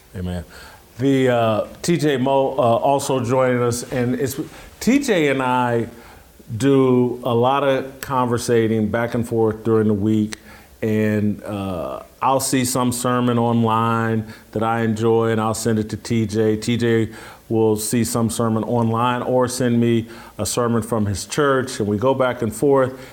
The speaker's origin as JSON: {"language": "English", "town": "Indianapolis", "region": "Indiana", "country": "United States", "tie": "born or raised there", "moved": "yes", "said": "the church that I grew up with in Indianapolis"}